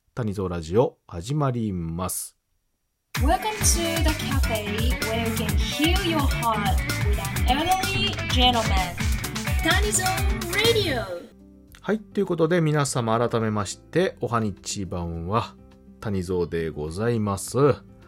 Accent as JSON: {"language": "Japanese", "region": "Kansai", "country": "Japan", "said": "私関西の人間なので"}